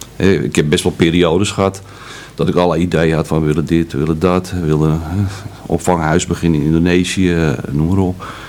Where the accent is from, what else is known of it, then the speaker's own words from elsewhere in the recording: Amsterdam, North Holland, Netherlands; Ik ben in Amsterdam geboren en opgegroeid, dat kan je wellicht nog een beetje horen